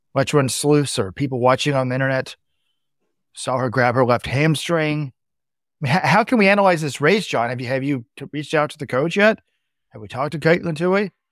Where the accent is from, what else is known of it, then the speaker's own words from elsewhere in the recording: Dallas, Texas, United States; We grew up in Dallas, which is flat.